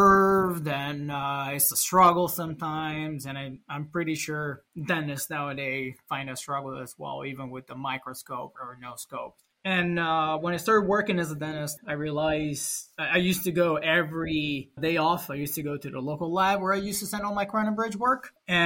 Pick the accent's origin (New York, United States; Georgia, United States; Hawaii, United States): New York, United States; born there; also born or lived in Italy; now in Rochester, United States; Then I moved to US in 2012. In July 2012, I decided to move to US because I was born in New York.